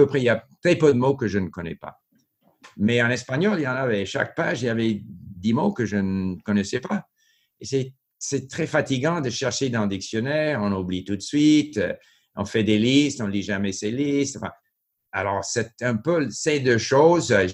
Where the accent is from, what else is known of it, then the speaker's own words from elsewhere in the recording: France; accent: French; il y a eu des moments où j'ai été mal reçu par les Québécois à cause de mon accent plutôt français.